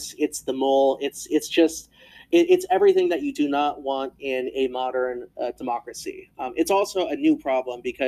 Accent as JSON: {"language": "English", "country": "United States", "said": "we as Americans"}